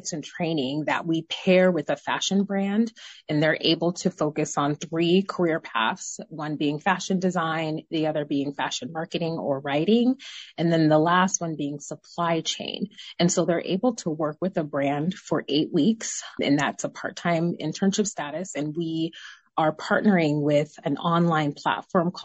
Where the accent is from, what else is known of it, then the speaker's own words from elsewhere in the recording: Tacoma, Washington, United States; also born or lived in Federal Way; I'm from Tacoma